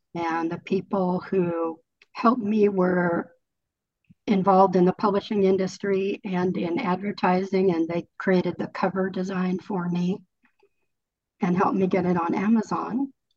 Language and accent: English; California, United States; moved away as an adult; also born or lived in Colorado; I was living in Colorado, but I grew up in California and I'm living back in California now.